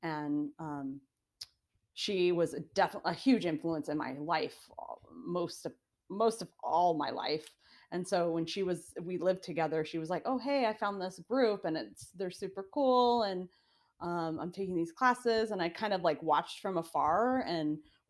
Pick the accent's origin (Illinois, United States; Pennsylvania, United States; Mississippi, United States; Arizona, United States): Arizona, United States; growing up in Arizona